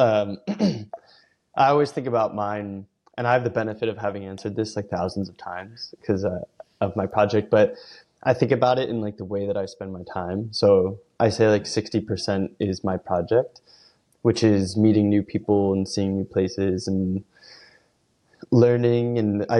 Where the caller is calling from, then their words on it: Philadelphia, Pennsylvania, United States; I'm calling in from Philadelphia on a nice snowy day